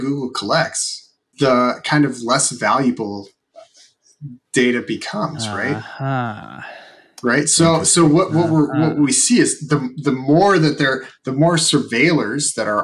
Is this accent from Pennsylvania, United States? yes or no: no; Seattle, Washington, United States; moved away; also born or lived in Georgia; I grew up in Seattle